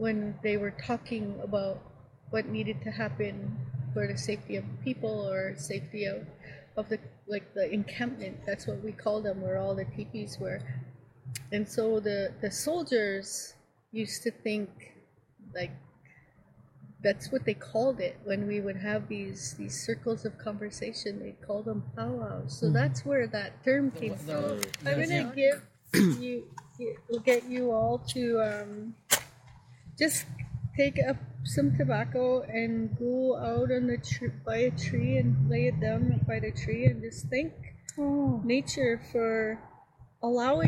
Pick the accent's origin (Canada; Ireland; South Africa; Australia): Canada; Maskwacis, Alberta; also born or lived in Siksika Nation, southern Alberta; I was born and raised for the first part of my life in southern Alberta, and then I was relocated. I was moved to Muscogees when I was about 9 or 10 years old